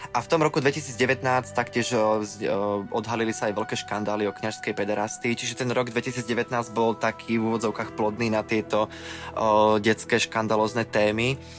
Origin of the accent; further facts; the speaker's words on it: Veľký Krtíš, Banská Bystrica Region, Slovakia; v tom mojom rodnom meste Veľký Krtíž